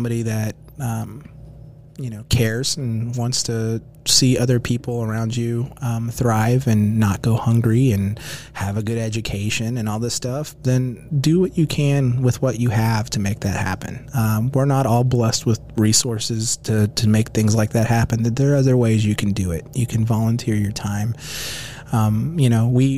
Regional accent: Houston, Texas, United States; also born or lived in Oklahoma City, Oklahoma; My dad actually took a job with Enron, and we moved to Houston when I was like 4 or 5. So my answer to that question every time is I went through Houston public schooling system. I'm a Houstonian

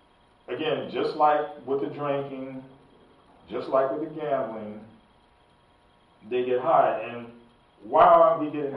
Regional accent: New York, United States; Even though I grew up in New York with all that around me.

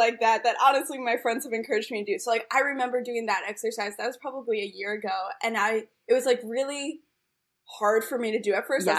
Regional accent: East Coast, United States; now in Chicago, United States; I grew up on the East Coast, like, in a Jewish East Coast family, and, like, the way we all communicate is, like, self-deprecating humor

